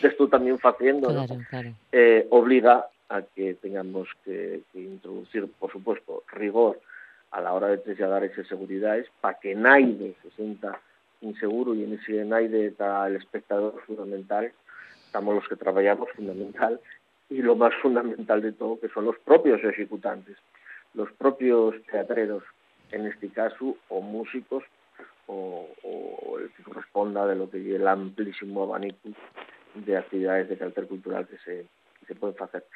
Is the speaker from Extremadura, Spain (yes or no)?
no; Caborana, Asturias, Spain; moved away; also born or lived in Avilés; soy del hinterland de Caborana, soy de la parte en la que acaba el pueblo